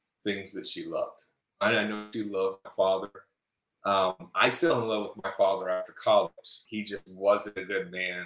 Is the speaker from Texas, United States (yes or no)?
yes; Houston, Texas, United States; accent: twang; moved away as an adult; also born or lived in Indiana / Colorado Springs, Colorado; now in Austin, United States; we moved from Indiana when I was six, and we went to Houston